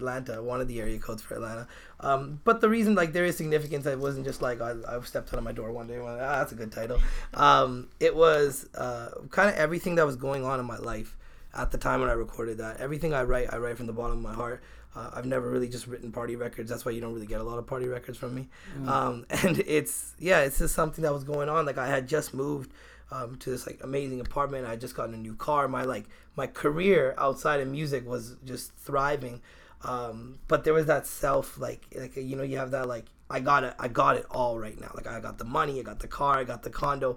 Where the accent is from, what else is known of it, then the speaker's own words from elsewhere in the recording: Victoria, British Columbia, Canada; I'm from Victoria